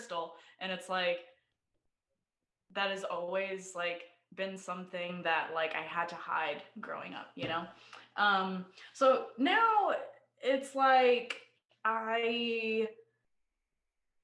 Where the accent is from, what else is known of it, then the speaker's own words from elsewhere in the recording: Idaho, United States; also born or lived in Bay Area, California; now in Austin, United States; So I was born in the Bay Area in California. And when I was six, we moved to Idaho because that's where a lot of my dad's family is.